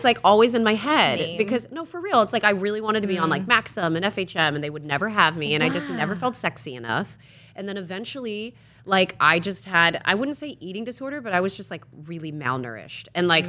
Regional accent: East Coast, United States; And I grew up in the East Coast

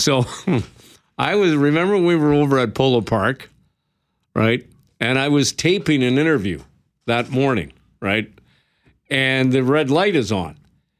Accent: Regina, Saskatchewan, Canada; I was born and raised in Regina

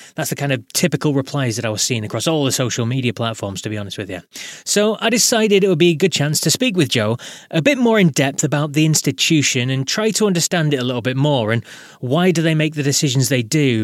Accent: United Kingdom; as a Brit

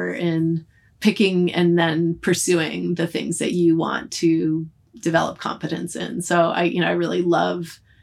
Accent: outside of Boston, Massachusetts, United States; moved away as an adult; I grew up outside of Boston

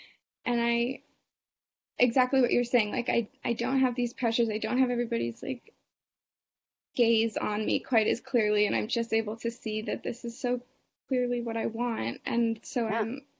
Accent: Boston, Massachusetts, United States; I know a lot of people get married young. I'm from Boston. It's a little less that way.

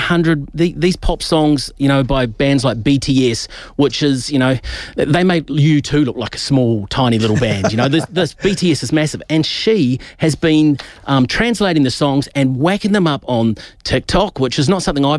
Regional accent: Carterton, Wellington, New Zealand; growing up in the Wairarapa and being outside the Empire Fish and Chip Shop in Carterton

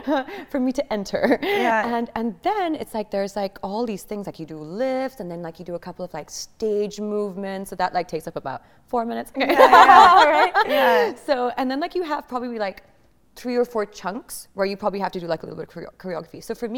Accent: Bahrain; first language English; So I grew up in Bahrain, in the Middle East. And so the only thing that we spoke at home was English.

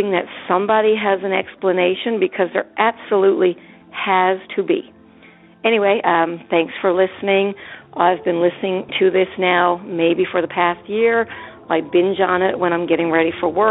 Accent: Newfoundland and Labrador, Canada; I'm from Newfoundland

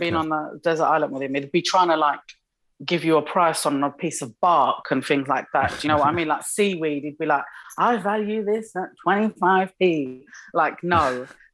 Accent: United Kingdom; also born or lived in Morocco; I'm obviously British and Moroccan

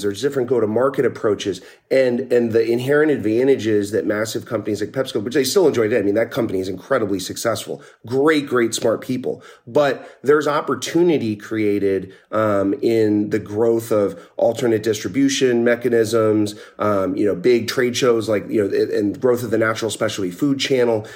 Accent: Northeast Pennsylvania, United States; moved away; I grew up in Northeast Pennsylvania, pretty small town

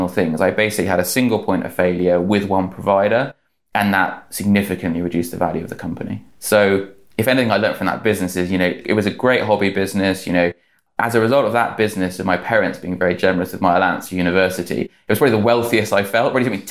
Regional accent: Great Missenden, South East England, United Kingdom; moved away as an adult; also born or lived in London; I grew up in Great Missenden, you know, it's a small village

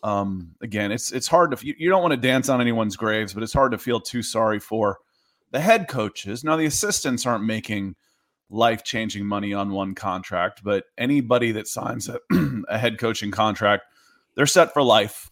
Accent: Atlanta, Georgia, United States; also born or lived in New Jersey; I grew up in, in the South. I grew up in Atlanta.

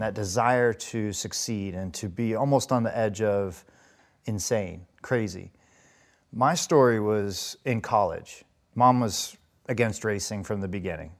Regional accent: Las Vegas, Nevada, United States; I grew up in Las Vegas, Nevada

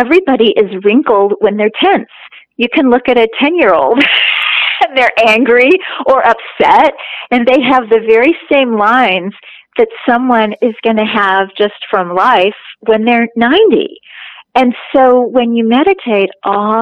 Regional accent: Kansas City, Missouri, United States; I'm from Kansas City and grew up just off Main Street

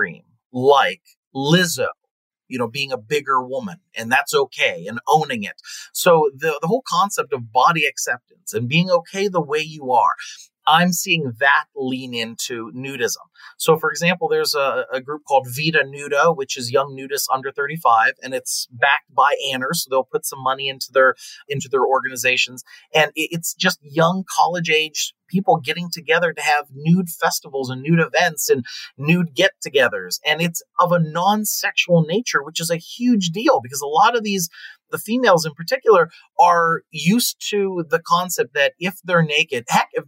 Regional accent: Pennsylvania, United States; also born or lived in California; now in Las Vegas, United States; I grew up in Pennsylvania.

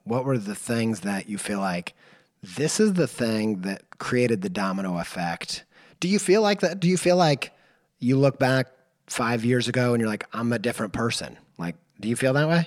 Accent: Indiana, United States; I grew up in Indiana in the Bible Belt

